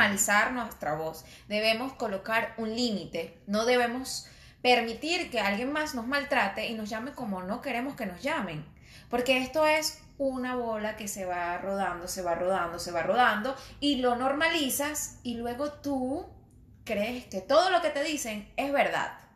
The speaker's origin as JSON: {"language": "Spanish", "town": "Tovar", "region": "Mérida", "country": "Venezuela", "tie": "born or raised there", "accent": "andino", "moved": "yes", "said": "yo era andina, soy de Tobar, Estado Mérida, y cuando iba al colegio, obviamente era la única, la única morena"}